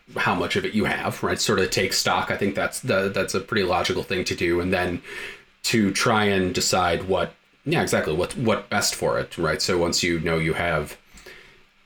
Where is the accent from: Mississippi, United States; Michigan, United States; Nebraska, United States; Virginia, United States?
Michigan, United States; moved away; also born or lived in Montana; born and raised in Michigan, but I spent around a decade in Montana.